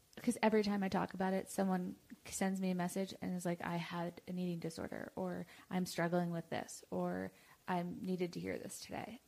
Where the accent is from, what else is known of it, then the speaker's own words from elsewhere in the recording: New York, United States; I'm from New York